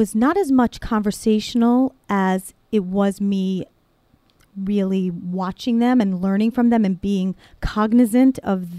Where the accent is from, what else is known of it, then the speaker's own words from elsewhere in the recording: Cliffside Park, New Jersey, United States; I grew up in Cliffside Park, New Jersey.